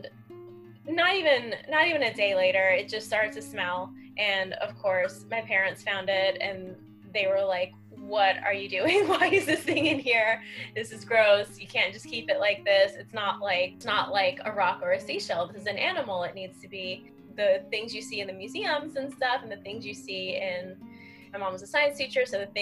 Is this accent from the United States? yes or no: yes; Miami, Florida, United States; now in New York, United States; I grew up in Miami